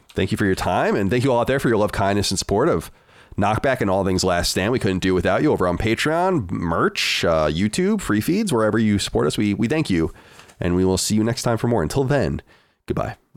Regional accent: United States; as a an American

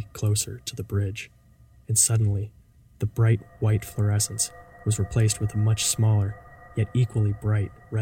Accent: Fredericksburg, Virginia, United States; moved away; Fredericksburg, Virginia, my hometown

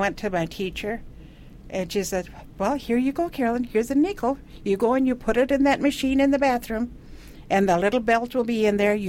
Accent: India; now in United States; I was homeschooled. I grew up in India, so my mother homeschooled me. And every 5 years, we'd come to the United States for a year.

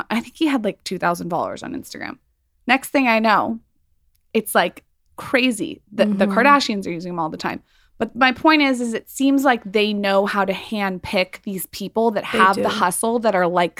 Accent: San Diego, California, United States; we're from San Diego and I see like there's a difference just between the 3-hour distance.

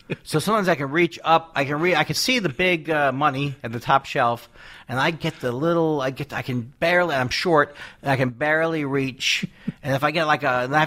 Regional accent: New York City, New York, United States; moved away; I'm from Queens, New York

